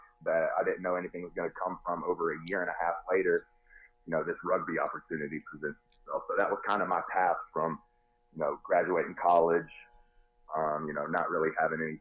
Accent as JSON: {"language": "English", "region": "North Carolina", "country": "United States", "said": "Went to one in my home state of North Carolina"}